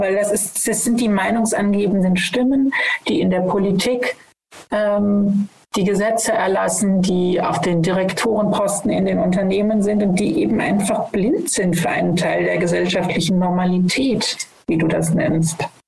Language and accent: German; West Germany, Germany; Ich komme ja aus Westdeutschland